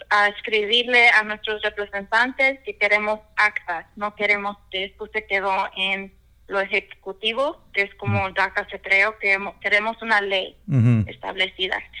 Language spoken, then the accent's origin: Spanish; Pasco, Washington, United States; yo nací en Pasco, ah, Washington.